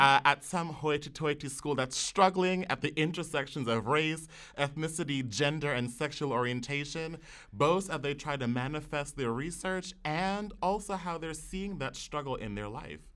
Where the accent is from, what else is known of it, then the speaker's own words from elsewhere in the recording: New York City, New York, United States; growing up in the Wakefield section of the Bronx